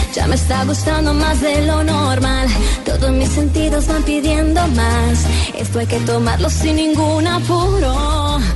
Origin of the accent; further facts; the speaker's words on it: Cali, Valle del Cauca, Colombia; moved away; representar a Colombia y en mi Tierra Cali.